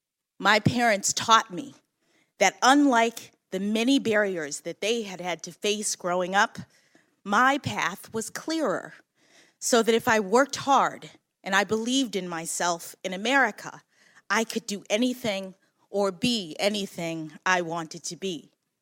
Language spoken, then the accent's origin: English; Washington, District of Columbia, United States; born or raised there